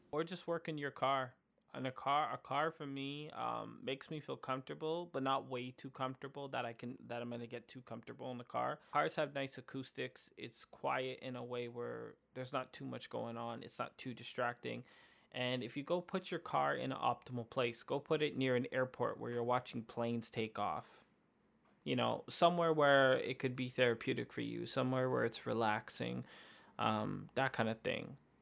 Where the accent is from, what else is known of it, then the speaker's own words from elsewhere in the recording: Canada; we're from Canada